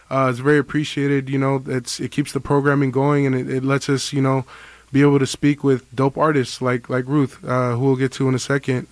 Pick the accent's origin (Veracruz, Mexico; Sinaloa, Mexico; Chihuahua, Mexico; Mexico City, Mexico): Sinaloa, Mexico; Culiacan